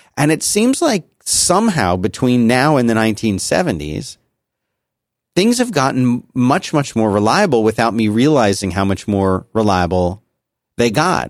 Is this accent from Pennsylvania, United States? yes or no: yes; Philadelphia, Pennsylvania, United States; moved away; growing up in Philadelphia, we had miserable winters and we had miserable summers